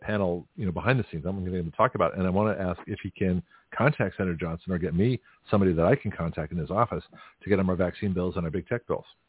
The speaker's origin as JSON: {"language": "English", "country": "Canada", "moved": "yes", "lives_now": "United States", "said": "as a Canadian citizen before I got my American citizenship on a green card."}